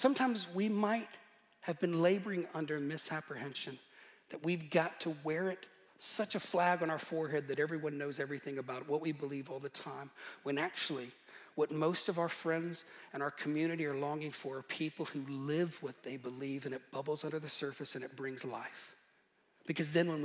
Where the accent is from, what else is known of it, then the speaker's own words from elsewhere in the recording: Northern Ireland, United Kingdom; moved away; I'm from Northern Ireland.